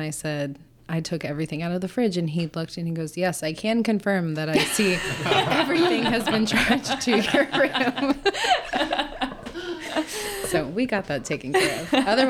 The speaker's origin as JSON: {"language": "English", "region": "the South", "country": "United States", "said": "I'm from the South. I'm a country girl."}